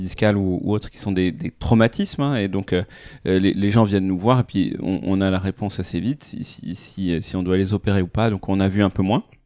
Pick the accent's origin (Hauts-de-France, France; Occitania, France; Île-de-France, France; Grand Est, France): Île-de-France, France; Paris; moved away as an adult; now in Lyon, France; ma famille vient de Normandie, on a grandi à Paris, fait nos études à Paris